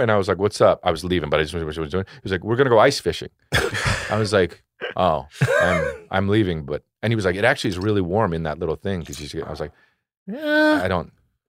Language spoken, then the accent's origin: English; New Jersey, United States; I grew up in New Jersey